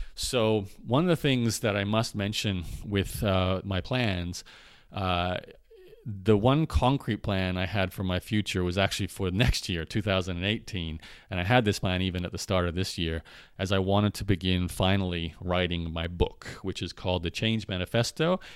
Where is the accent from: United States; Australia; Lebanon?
Australia; Brisbane, Queensland; also born or lived in Canada; now in Lviv, Ukraine; Brisbane, where I was born in Australia